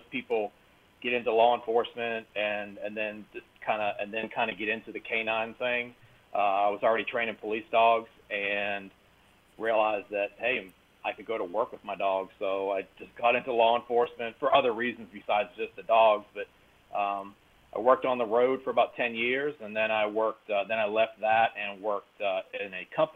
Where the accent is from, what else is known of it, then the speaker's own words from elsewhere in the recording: Massachusetts, United States; moved away as an adult; now in North Carolina, United States; I'm originally from Massachusetts.